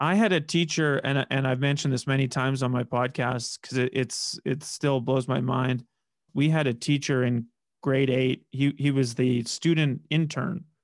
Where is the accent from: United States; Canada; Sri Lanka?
Canada; Saskatoon, Saskatchewan; moved away as an adult; now in Regina, Canada; I'm from Saskatoon and I've, I've lived in Regina for, yeah, eight years